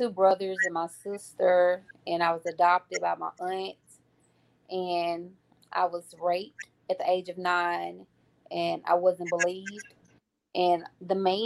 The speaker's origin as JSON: {"language": "English", "town": "Grenada", "region": "Mississippi", "country": "United States", "tie": "born or raised there", "said": "I'm from Grenada, Mississippi, born and raised"}